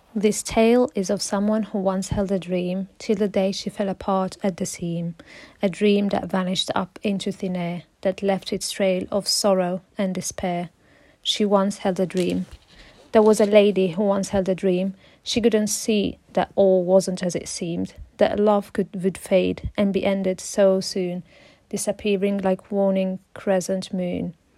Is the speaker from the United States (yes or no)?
no; Italy; English is a second language; moved away as an adult; also born or lived in Morocco (heritage); now in London, United Kingdom; And I'm originally from Italy but with Moroccan heritage. But I currently uh, live in London. I moved here around four years ago